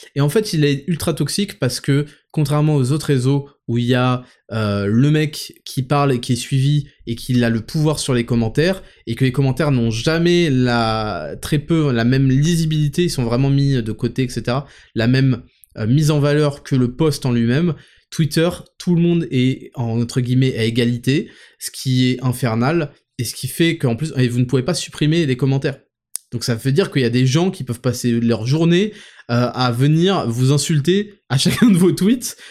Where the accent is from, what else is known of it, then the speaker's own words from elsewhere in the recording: Paris suburbs, Île-de-France, France; dans la ville où j'habitais, euh, en périphérie parisienne